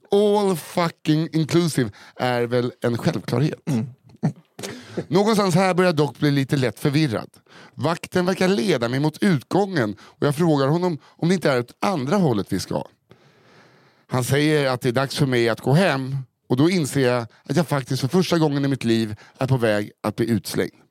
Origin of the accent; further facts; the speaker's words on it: Norrland, Sweden; Eftersom att jag är uppvuxen i Norrlands inland